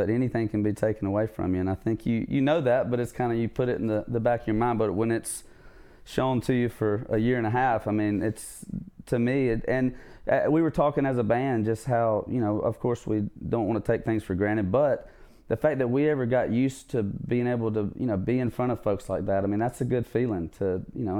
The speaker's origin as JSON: {"language": "English", "region": "southwest Georgia", "country": "United States", "tie": "born or raised there", "also_born_or_lived": "Savannah, Georgia", "said": "moved over with my mom when my parents split around fifth grade, and so that's the other side of the state, southwest Georgia, where I kind of call home, and that's where I went to high school"}